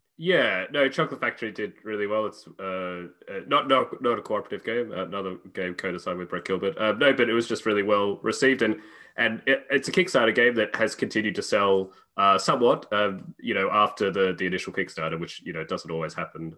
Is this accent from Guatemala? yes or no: no; Australia; moved away as an adult; also born or lived in United Kingdom / Cambridge; now in Czech Republic; I'm originally Australian, uh, although I currently live in the Czech Republic